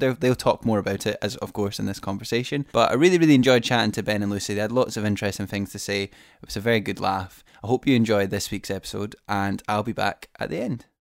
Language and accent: English; Fife, Scotland, United Kingdom; I'm from Fife in Scotland